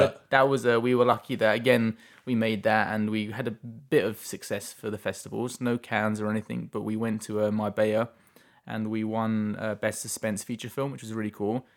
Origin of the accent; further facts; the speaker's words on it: England, United Kingdom; moved away as an adult; now in Chilliwack, Canada; I'm from England